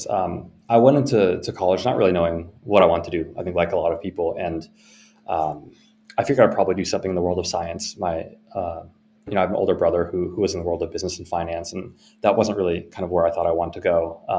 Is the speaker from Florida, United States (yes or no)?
no; Iowa, United States; also born or lived in Minsk, Belarus; moved to the U.S. when I was really young, um, and we were you know, very fortunate in that to get, to get help to come here and uh, grew up in the Midwest